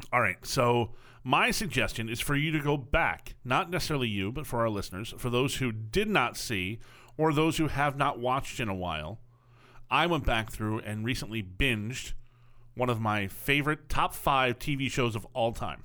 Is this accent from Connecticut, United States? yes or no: yes; Connecticut, United States